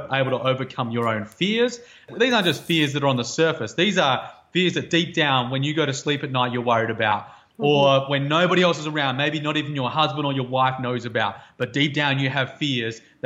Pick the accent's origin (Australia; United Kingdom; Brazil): Australia; moved away as an adult; growing up in Outback Australia and spending a lot of years there